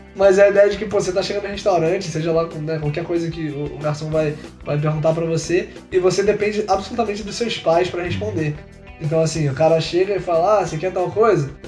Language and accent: Portuguese; Nilópolis, Rio de Janeiro, Brazil; Nilópolis, grande cidade da Baixada Fluminense, pra quem não sabe, é a cidade de onde sou.